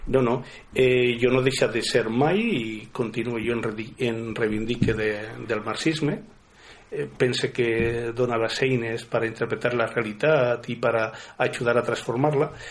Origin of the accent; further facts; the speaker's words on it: Valencian Community, Spain; aquí al País Valencià